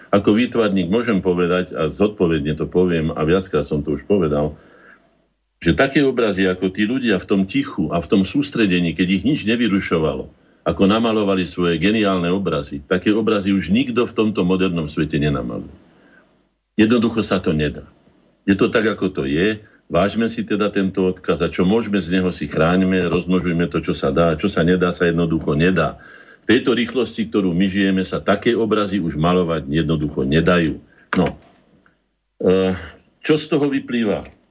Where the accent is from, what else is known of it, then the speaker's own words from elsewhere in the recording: Bratislava, Bratislava Region, Slovakia; also born or lived in Orava; Narodil som sa v Bratislave